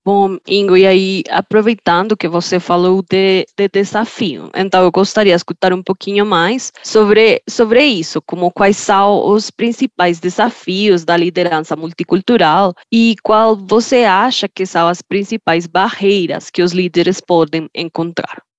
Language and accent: Portuguese; Colombia; Portuguese is a second language; now in Brazil; sou da Colômbia uma colombiana que trabalha com pessoas de todo o mundo